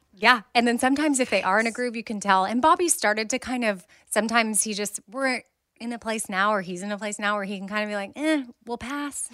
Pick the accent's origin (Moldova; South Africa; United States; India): United States; Austin, Texas; I'm from Austin